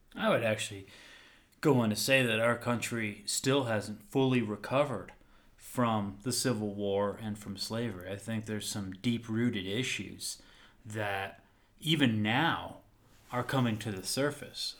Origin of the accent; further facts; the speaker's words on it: United States; growing up in the American educational school system